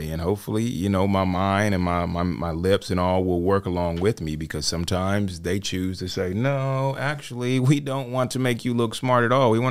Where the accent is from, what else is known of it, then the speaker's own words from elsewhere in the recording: Michigan, United States; I grew up in Michigan with my older brother and my younger sister and our parents. We were raised Catholic